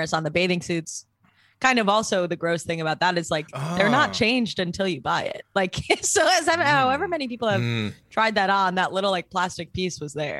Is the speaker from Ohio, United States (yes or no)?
yes; Cleveland, Ohio, United States; listen, you're from LA, fancier socks. I'm from Cleveland.